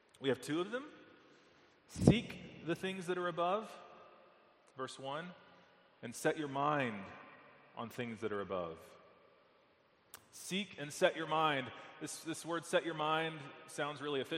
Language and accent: English; Texas, United States; moved away; I'm from Texas.